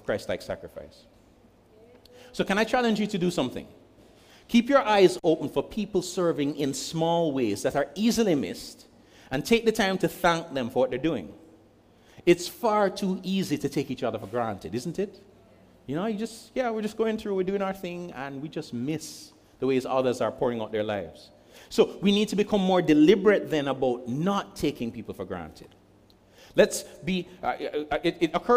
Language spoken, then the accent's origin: English; Jamaica; I'm speaking as a Jamaican